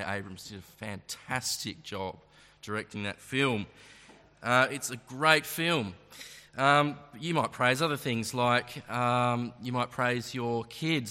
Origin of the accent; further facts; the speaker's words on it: Launceston, Tasmania, Australia; I'm a local, I am born and bred from this uh, fair ground here